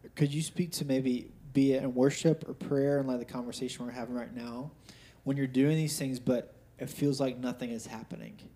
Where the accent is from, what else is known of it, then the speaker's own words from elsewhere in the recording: United States; we grew up in America